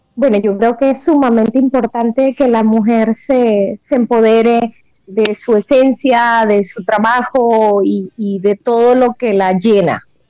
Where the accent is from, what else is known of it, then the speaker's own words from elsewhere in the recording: Colombia; mi experiencia como colombiana